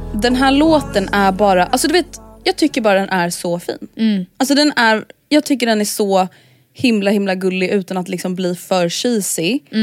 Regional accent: Stockholm, Stockholm County, Sweden; att växa upp i förorten i Stockholm blev liksom så himla mycket så här ens identitet

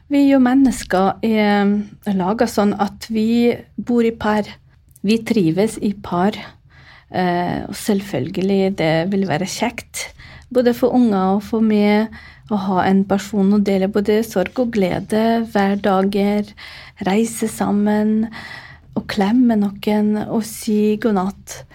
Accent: Ukraine; first language Ukrainian; Norwegian is a second language; now in Norway; Eh, morsmålet mitt er jo ukrainsk. Og så vokste jeg opp under Sovjetunionen. Uh, ukrainsk var jo bondespråk, det var upopulært. Vi måtte snakke ordentlig språk. Det var jo russisk. Og da var det nesten som morsmålet mitt.

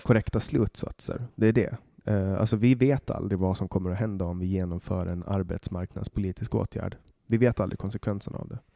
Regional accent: Åland Islands; jag kommer ju från Åland Åland är en ö

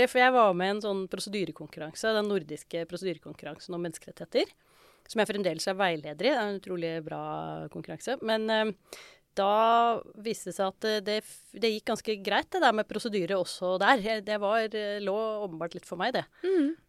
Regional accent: Oslo, Norway; Jeg vokste jo opp på Oslo vest, og da var det ganske mange som skulle begynne på jussen.

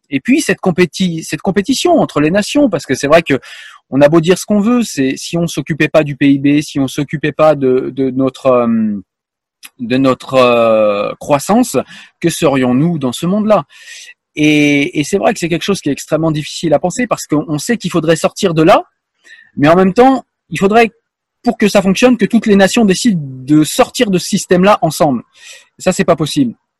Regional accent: France; je suis français

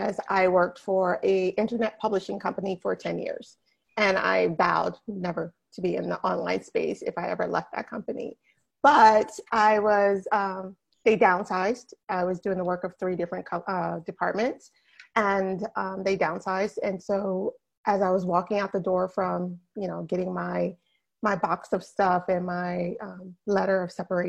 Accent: New Jersey, United States; now in West Palm Beach, United States; I am from New Jersey. Born and bred New Jersey girl all the way.

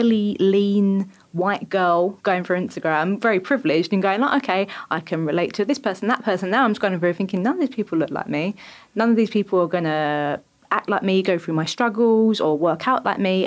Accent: Essex, East of England, United Kingdom; I'm from Essex.

